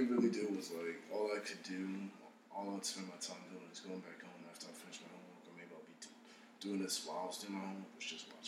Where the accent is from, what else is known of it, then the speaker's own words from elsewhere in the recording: Baltimore, Maryland, United States; also born or lived in Harford County, Maryland; I was born there. I grew up in Northeast Baltimore. I moved over to Harford County when I was 15